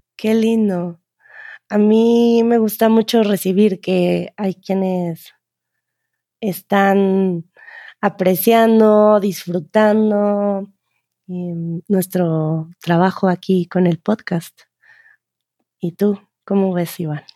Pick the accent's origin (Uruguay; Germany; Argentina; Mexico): Germany; Cologne, North Rhine-Westphalia; Spanish is a second language; moved away as an adult; now in Barcelona, Spain; Soy originario de Colonia